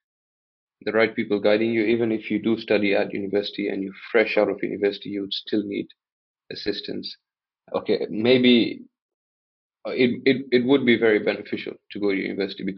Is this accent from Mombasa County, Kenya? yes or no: yes; Mombasa, Mombasa County, Kenya; also born or lived in United Kingdom; born and raised in Mombasa